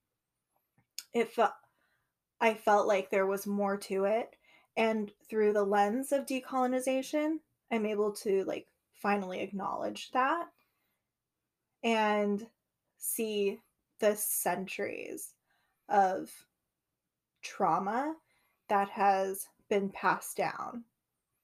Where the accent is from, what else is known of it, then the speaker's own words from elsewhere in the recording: United States; first language English; my experience being an American, but also the experience of my ancestors